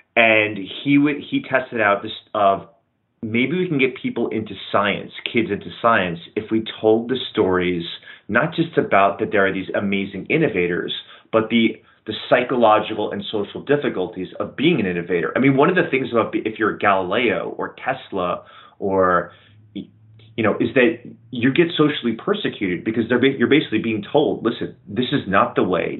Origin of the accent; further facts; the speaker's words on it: New York, United States; as a New Yorker